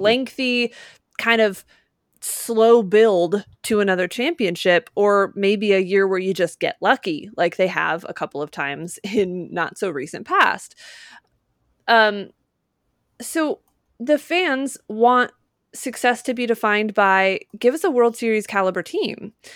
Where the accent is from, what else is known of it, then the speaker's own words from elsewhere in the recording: Utah, United States; moved away; I grew up in Utah